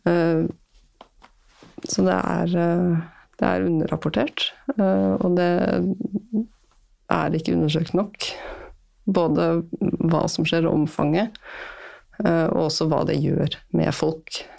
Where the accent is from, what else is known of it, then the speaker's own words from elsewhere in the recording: Møre og Romsdal, Norway; Altså, jeg vokste opp på Sunnmøre.